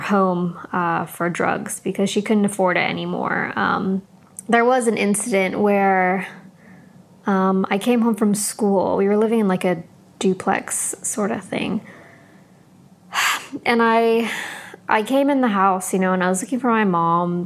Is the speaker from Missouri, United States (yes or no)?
no; San Diego, California, United States; now in London, United Kingdom; we grew up in San Diego, California